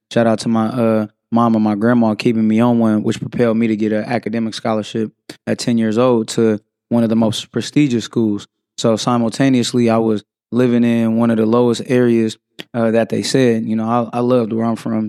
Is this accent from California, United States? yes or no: yes; San Francisco, California, United States; Born and raised in San Francisco, California.